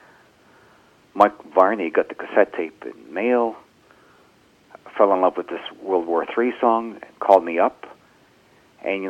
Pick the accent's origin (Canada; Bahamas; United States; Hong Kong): Canada; We're a Canadian band.